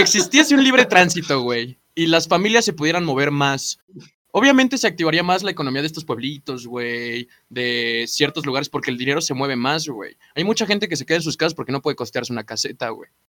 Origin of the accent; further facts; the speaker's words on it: Mexico City, Mexico; also born or lived in Atizapán; vengo de Azcapotzalco